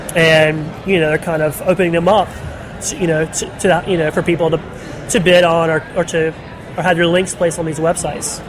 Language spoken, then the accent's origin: English; Charlotte, North Carolina, United States; I'm from Charlotte, North Carolina